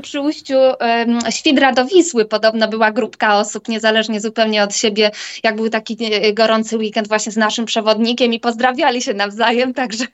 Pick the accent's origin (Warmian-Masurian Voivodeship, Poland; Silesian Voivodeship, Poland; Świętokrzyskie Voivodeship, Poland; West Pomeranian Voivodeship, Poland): Świętokrzyskie Voivodeship, Poland; moved away as an adult; now in Warsaw, Poland; my jesteśmy w ogóle ze świętokrzyskiego, jesteśmy słoiki warszawskie, przyjechaliśmy do Warszawy na studia